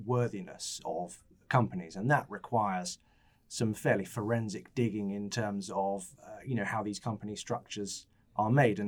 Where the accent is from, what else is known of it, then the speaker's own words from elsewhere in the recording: Farnham, South East England, United Kingdom; my hometown of Farnham